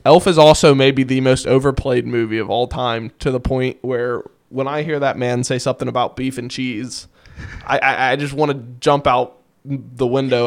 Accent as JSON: {"language": "English", "region": "Kentucky", "country": "United States", "said": "we're from Kentucky"}